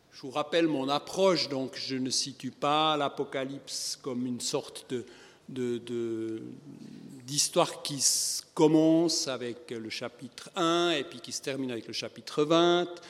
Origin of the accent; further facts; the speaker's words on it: Switzerland; comme on dit chez nous en Suisse